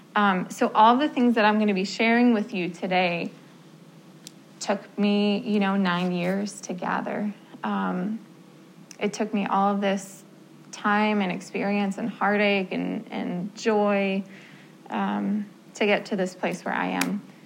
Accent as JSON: {"language": "English", "region": "New Jersey", "country": "United States", "moved": "as an adult", "said": "I am from New Jersey came up here um, for college to study music therapy."}